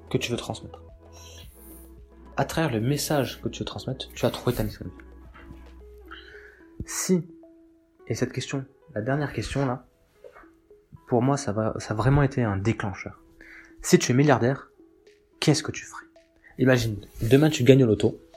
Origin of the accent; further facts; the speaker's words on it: Nouvelle-Aquitaine, France; now in Bordeaux, France; Je viens, donc là je vis à, je vis à Bordeaux, mais j'ai grandi euh, dans le Lot-et-Garonne. Et euh, donc je suis un paysan.